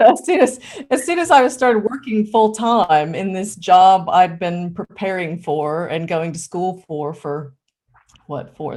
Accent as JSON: {"language": "English", "country": "United States", "moved": "as an adult", "lives_now": "United Kingdom", "said": "I'm originally American"}